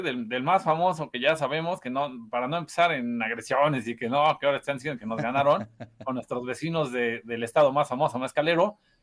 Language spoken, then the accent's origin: Spanish; Puebla, Mexico